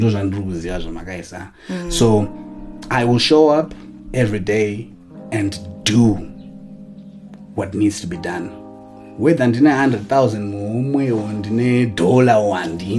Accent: Chinhoyi, Zimbabwe; I grew up in Chinoy.

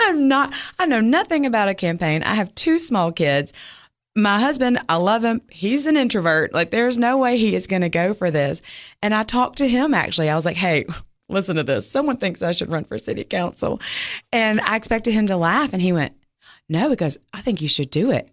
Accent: Mississippi, United States; moved away as an adult; now in Cookeville, United States; I'm originally from Mississippi, grew up there, went to Ole Miss

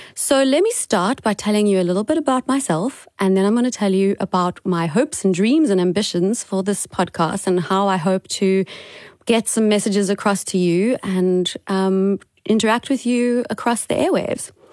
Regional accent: Cape Town, Western Cape, South Africa; also born or lived in Gauteng; I am currently in Cape Town in South Africa, which is my hometown. I was born here

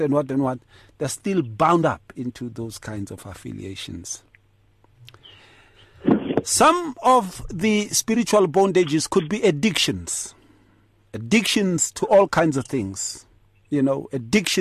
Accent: Atteridgeville, Gauteng, South Africa; in the townships when I was growing up in Atrichville.

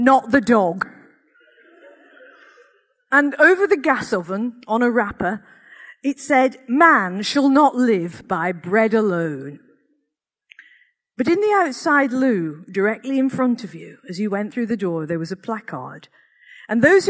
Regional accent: Accrington, North West England, United Kingdom; growing up in Accrington in the 1960s and 70s

